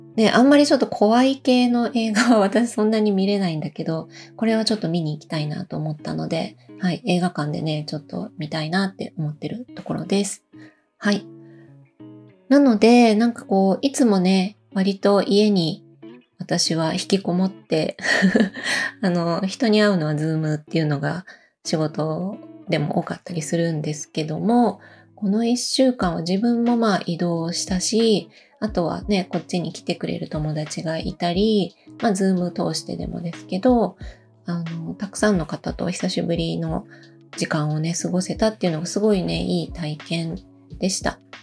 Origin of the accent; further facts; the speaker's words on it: Osaka, Japan; now in Matsumoto, Japan; 私の実家が、えっ、ー、と、大阪にあるんですけど